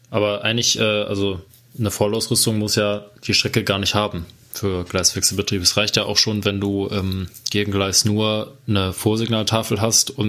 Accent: Cologne, North Rhine-Westphalia, Germany; Ja, als Kölner denkt man halt direkt an Wuppertal, deswegen.

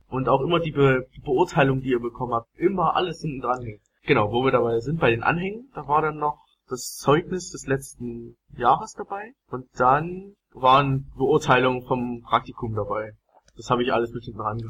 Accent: Saxony, Germany; now in Chemnitz, Germany; bei uns in Sachsen

